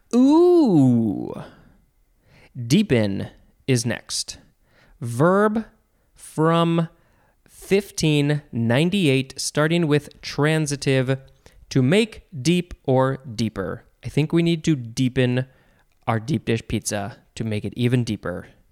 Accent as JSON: {"language": "English", "town": "Chicago", "region": "Illinois", "country": "United States", "said": "I'm from the Chicago area"}